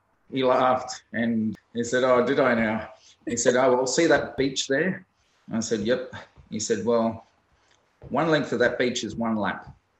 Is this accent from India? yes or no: no; Port Vila, Shefa, Vanuatu; also born or lived in Penrith, Sydney, Australia; Well, my journey in swimming started in Vanuatu. I was born in Penrith in Sydney, and my dad got transferred to Vanuatu when I was about 9 to Port Vila.